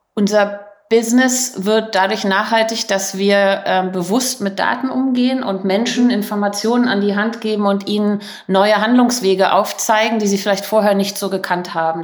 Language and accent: German; Berlin, Germany; moved away as an adult; ich bin Berlinerin, äh, war 15 Jahre im Ausland